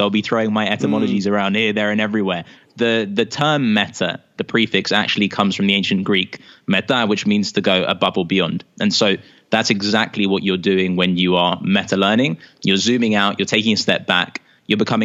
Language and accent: English; London, United Kingdom; accent: British; I grew up in London, here in the UK.